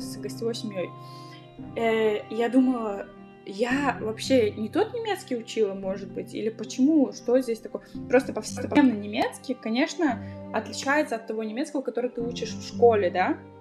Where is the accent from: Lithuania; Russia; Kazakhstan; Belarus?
Kazakhstan; Aktobe, Aktobe Region; moved away as an adult; now in Germany; я из Казахстана, я из города Ктубе, из западного Казахстана